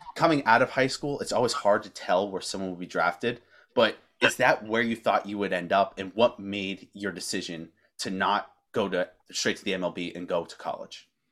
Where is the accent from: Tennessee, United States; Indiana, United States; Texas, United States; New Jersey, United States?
Tennessee, United States; south of Knoxville, East; I'm from about a half uh, a half hour an hour south of Knoxville, so I'm on the eastern side.